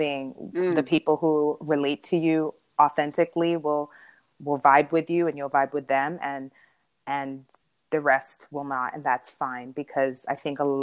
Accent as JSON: {"language": "English", "region": "New York", "country": "United States", "moved": "yes", "lives_now": "California, United States", "said": "I had moved to California. I'm from New York"}